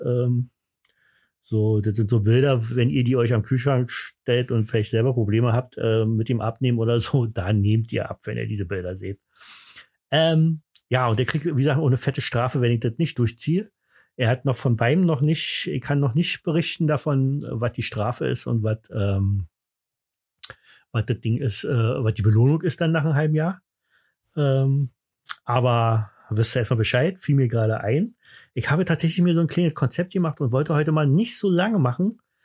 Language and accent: German; East Germany, Germany; bei uns im Osten